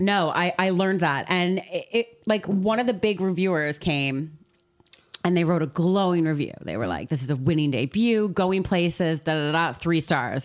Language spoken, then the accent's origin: English; Canada; now in London, United Kingdom; I am a Canadian